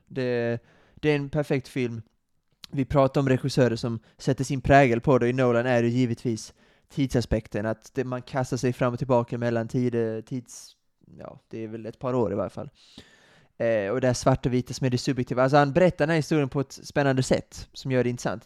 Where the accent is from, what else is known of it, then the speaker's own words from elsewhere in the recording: Sweden; vårt land